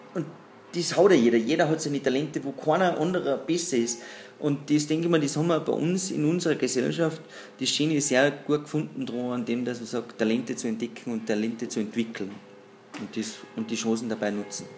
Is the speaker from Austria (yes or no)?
yes; Pinzgau, Salzburg, Austria; ich bin gebürtiger Tagesmacher, bin entsprechend äh, aufgewachsen im Holzgeschäft durch die Eltern.